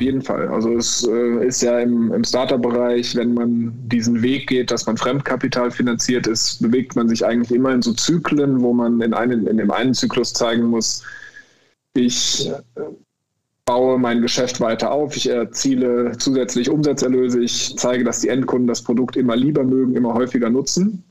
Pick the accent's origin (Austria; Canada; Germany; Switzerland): Germany; Bonn, North Rhine-Westphalia; moved away as an adult; now in Cologne, Germany; ich bin ursprünglich Bonner, ich lebe seit zehn Jahren in Köln